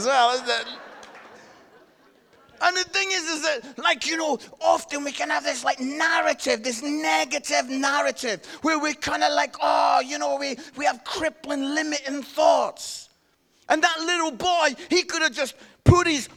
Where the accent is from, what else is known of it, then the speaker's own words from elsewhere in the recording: Scotland, United Kingdom; I'm Scottish